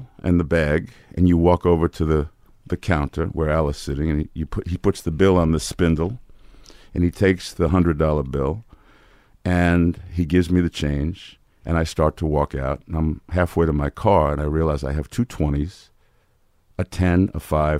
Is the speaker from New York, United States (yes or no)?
yes; New York City, New York, United States; Washington Heights.